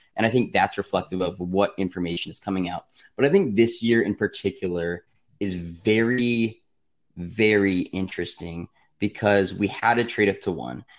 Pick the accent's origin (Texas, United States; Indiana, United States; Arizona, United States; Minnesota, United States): Arizona, United States; I'm from Arizona